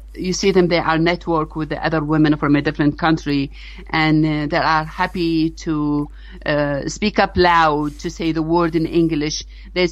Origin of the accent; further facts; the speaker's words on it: Iraq; now in United States; I'm an immigrant from Iraq